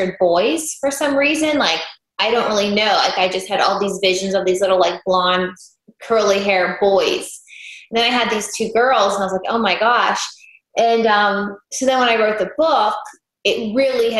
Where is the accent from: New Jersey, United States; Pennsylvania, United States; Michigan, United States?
Pennsylvania, United States; Pittsburgh; also born or lived in Los Angeles, California; now in Nashville, United States; I'm from Pittsburgh